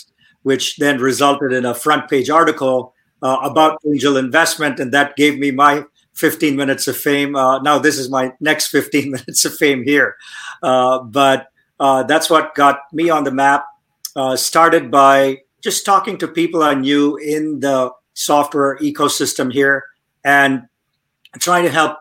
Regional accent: India; moved away as an adult; now in Silicon Valley, United States; I grew up in India, came to the United States when I was 21 years old to study

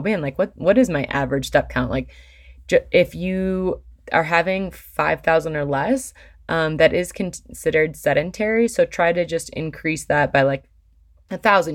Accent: Michigan, United States; now in Colorado, United States; I grew up in Michigan

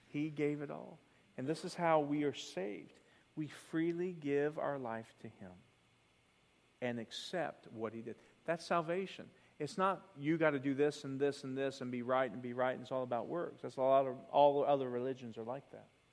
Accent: the South, United States; I grew up in the South.

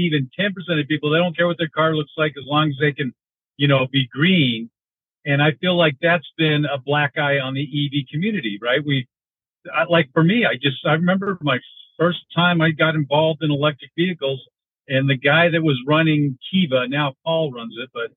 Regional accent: Denver, Colorado, United States; now in Michigan, United States; I grew up in Denver, and I live in Michigan now

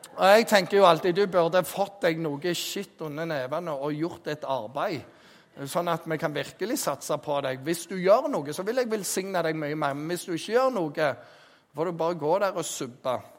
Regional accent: Jæren, Rogaland, Norway; jeg er jærbu

